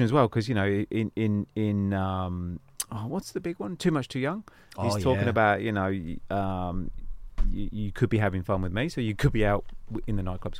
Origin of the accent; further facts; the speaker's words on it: Northampton, East Midlands, United Kingdom; From my hometown in Northampton